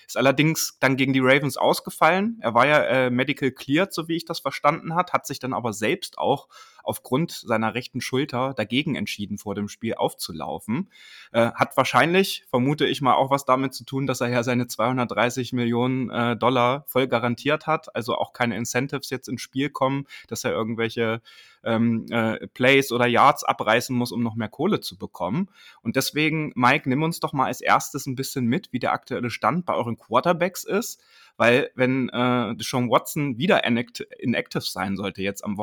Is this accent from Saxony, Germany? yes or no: yes; Dresden, Saxony, Germany; born there; Auch wenn man das bei mir nicht hört, äh, ich bin auch gebürtiger Dresdner übrigens. Also ich kenne die Gegend natürlich sehr gut